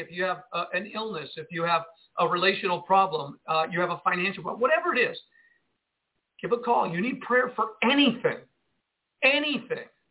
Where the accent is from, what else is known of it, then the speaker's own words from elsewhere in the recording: Jersey City, New Jersey, United States; now in Northwest Arkansas, United States; I grew up in Jersey City, New Jersey